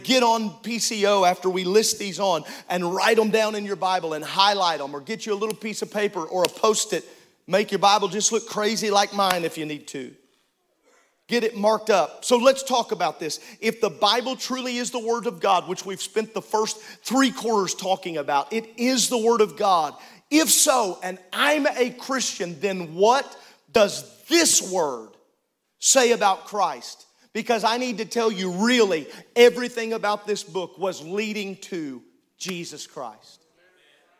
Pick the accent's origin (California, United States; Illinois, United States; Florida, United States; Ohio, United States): Illinois, United States; I grew up in Illinois